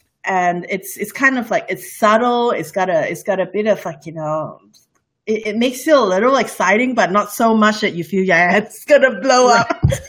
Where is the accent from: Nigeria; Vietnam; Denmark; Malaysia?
Malaysia; English is a second language; I love spicy food. Malaysia food is all about spicy food. I grew up around Indian food and Malay food and Indonesian food.